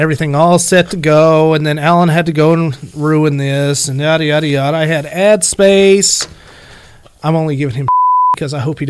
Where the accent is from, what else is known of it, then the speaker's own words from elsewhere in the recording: Illinois, United States; accent: southern; I'm originally from Illinois, and I'm sure you can't quite tell that because I'm starting to have a really big southern redneck accent, which I'm completely okay with.